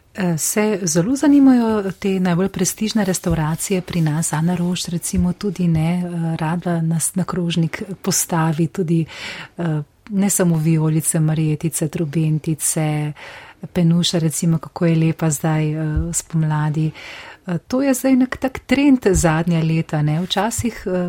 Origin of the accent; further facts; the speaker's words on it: Slovenia; Slovenci smo